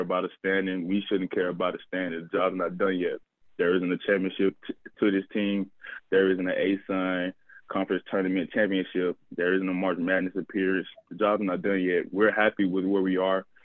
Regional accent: Montgomery, Alabama, United States; I'm from Montgomery, Alabama, so I am a little country boy

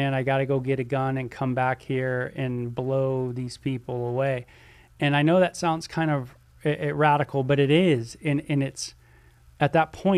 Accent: Southern California, United States; I'm from Southern California

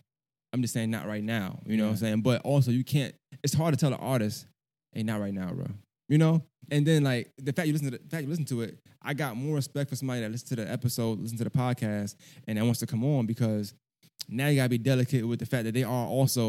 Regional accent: Augusta, Georgia, United States; also born or lived in Brooklyn, New York; I'm from Augusta. But so I got a not similar story, but kind of the same thing because I feel like I've been living in Augusta as long as I was living in New York, Brooklyn at the time, right? But I claim both.

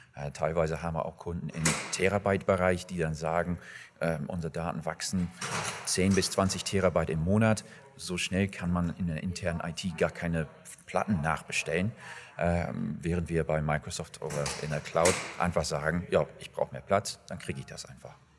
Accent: England, United Kingdom; moved away as an adult; now in Germany; Gebürtig bin ich eigentlich aus England und äh, lebe seit 15, 16 Jahren in Deutschland.

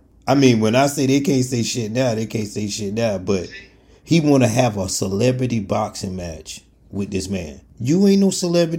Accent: Brooklyn, New York, United States; I'm saying I'm from Brooklyn, and we don't play like that.

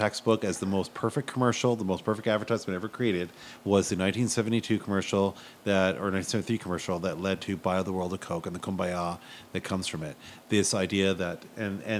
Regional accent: Montreal, Quebec, Canada; I grew up in Montreal, so rays are like in my blood.

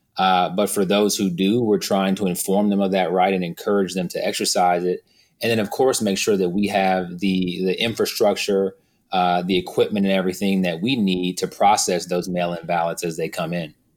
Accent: Houston, Texas, United States; also born or lived in Missouri City, Texas; I was born and raised in Houston. I grew up on the southwest

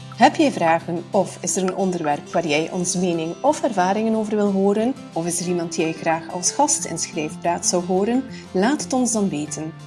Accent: Bruges, Flanders, Belgium; als Vlaming

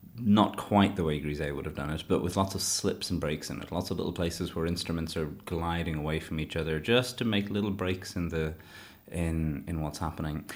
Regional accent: Shannon, Munster, Ireland; moved away as an adult; now in Leeds, United Kingdom; I was born in Clare in Shannon.

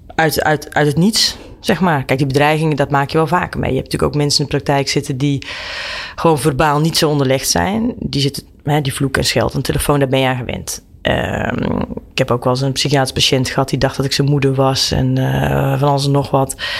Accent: Brakel, Gelderland, Netherlands; ik ben opgegroeid in een dorpje met, met thuis ook een, een grote tuin en een weiland

